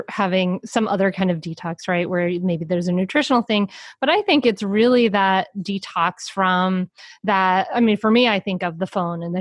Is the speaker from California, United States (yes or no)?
no; Rhode Island, United States; I grew up in Rhode Island near the ocean.